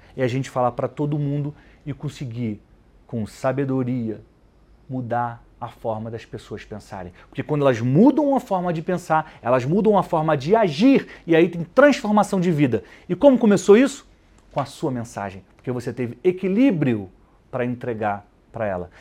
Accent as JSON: {"language": "Portuguese", "region": "Rio de Janeiro", "country": "Brazil", "tie": "born or raised there", "moved": "yes", "lives_now": "São Paulo, Brazil", "said": "no Rio de Janeiro, onde eu cresci"}